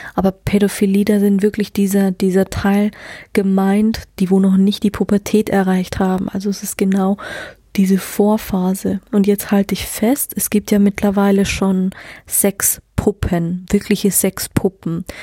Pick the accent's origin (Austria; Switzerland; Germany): Germany; ich bin hier auf dem Land groß geworden